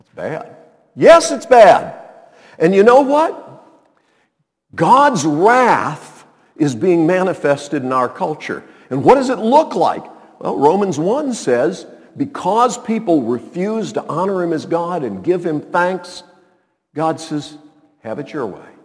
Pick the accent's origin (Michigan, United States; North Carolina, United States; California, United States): North Carolina, United States; Montreat; When I was a kid growing up in Montreat